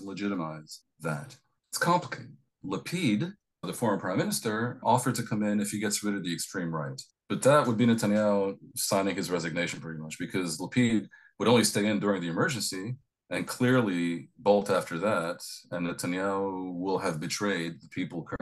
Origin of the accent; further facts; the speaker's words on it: United States; accent: American; now in Tel Aviv, Israel; obviously I'm American.